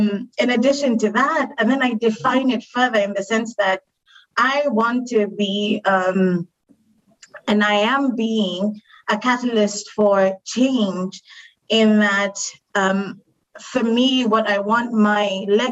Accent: Kenya; like I was born and raised in Kenya, but moved around a little bit. And so over the years, like I picked up different accents, different ways of thinking.

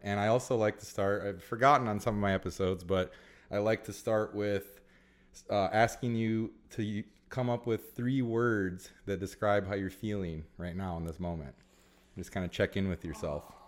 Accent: Illinois, United States; now in California, United States; we're both from Illinois

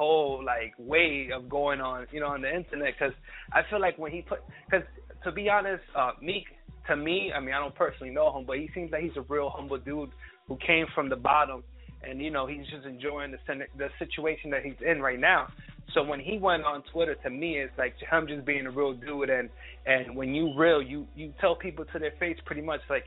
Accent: Jersey City, New Jersey, United States; I'm from New Jersey, Jersey City, 401

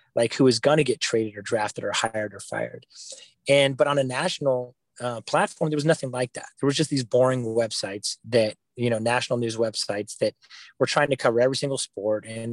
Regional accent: Palo Alto, California, United States; moved away as an adult; now in Utah, United States; Even though I'm from Silicon Valley, Palo Alto, California, I moved here recently to Utah, but spent most of my life in Silicon Valley

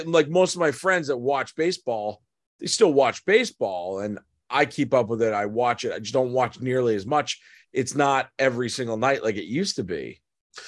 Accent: Boston, Massachusetts, United States; I grew up in Boston until I was 13. I've always lived within an hour of the city.

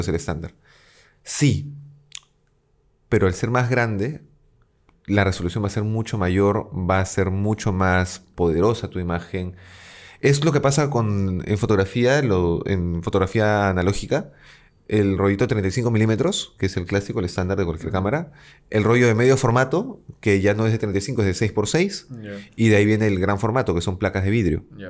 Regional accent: Peru; A ser profeta en mi tierra

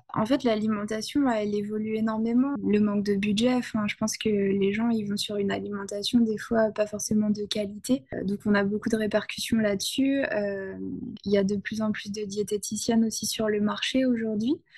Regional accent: Ardennes, Grand Est, France; moved away; je suis revenue dans ma région natale

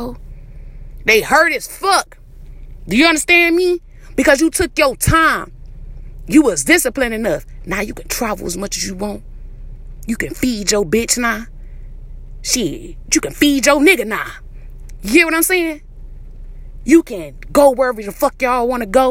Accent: Detroit, Michigan, United States; I'm from Detroit, the east side

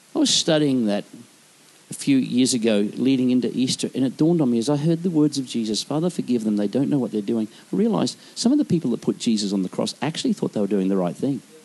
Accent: Queensland, Australia; I am from Queensland.

